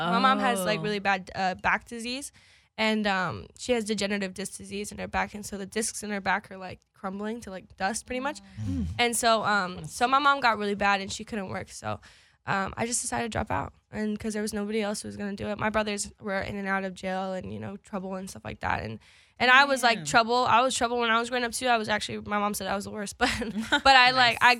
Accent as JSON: {"language": "English", "town": "Los Angeles", "region": "California", "country": "United States", "tie": "born or raised there", "said": "I'm from Pacoima, to be exact."}